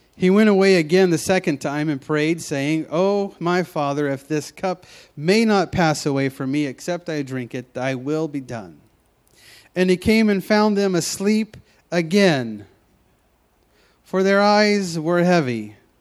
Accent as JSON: {"language": "English", "town": "Memphis", "region": "Tennessee", "country": "United States", "tie": "born or raised there", "moved": "as an adult", "lives_now": "Pacific Northwest, United States", "said": "I moved from Memphis, Tennessee, all the way out here to the Pacific Northwest"}